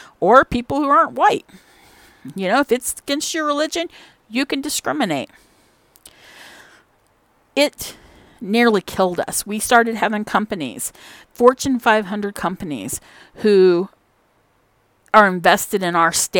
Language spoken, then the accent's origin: English; Indiana, United States; I'm from Indiana